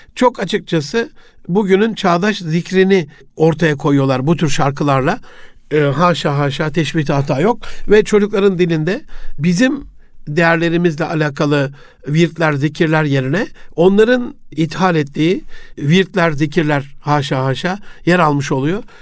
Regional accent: Osmaniye, Turkey; also born or lived in Gaziantep; babamın görevi dolayısıyla Osmaniye'ye tayini çıkmıştı. 67 Antep doğumluyum. 74'te biz Osmaniye'ye geldik

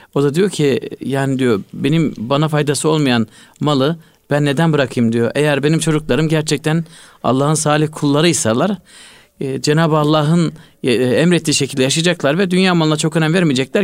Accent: Malatya, Turkey; Ben küçüklüğümde hatırlıyorum. Malatya'da e, bizim köyde

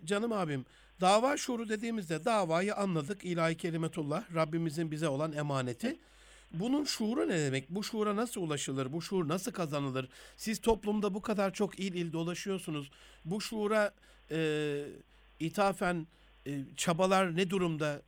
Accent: Gaziantep, Turkey; ben Rize Göçmeni bir ailenin Antepli bir evladıyım.

